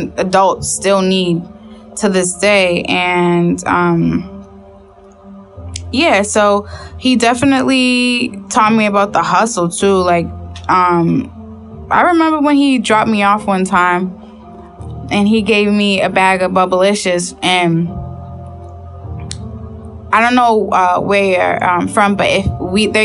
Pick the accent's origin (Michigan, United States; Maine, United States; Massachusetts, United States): Massachusetts, United States; Boston; I'm from Boston